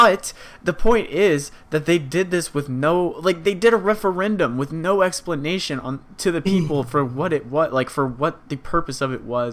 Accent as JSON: {"language": "English", "country": "United States", "said": "as an American"}